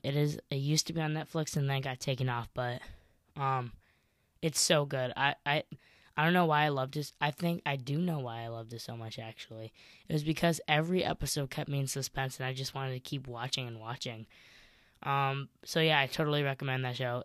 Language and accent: English; Chicago, Illinois, United States; growing up in Chicago